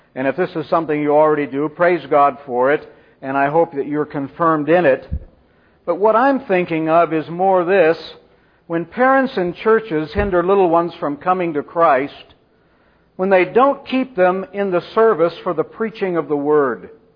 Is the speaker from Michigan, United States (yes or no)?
no; Central California, United States; I grew up in Central California in an Arminian Baptist dispensational church